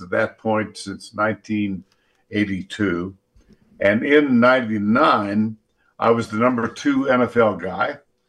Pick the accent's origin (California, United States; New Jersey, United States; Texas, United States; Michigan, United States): Texas, United States; Austin; moved away as an adult; also born or lived in Davenport, Iowa / San Antonio, Texas / Dallas, Texas; I grew up in Austin, Texas. I was used to Texas, Oklahoma.